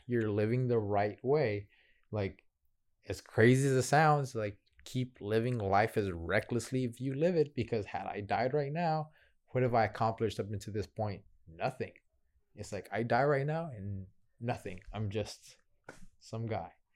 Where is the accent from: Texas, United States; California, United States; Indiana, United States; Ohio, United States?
Texas, United States; Houston; I'm from Northside Houston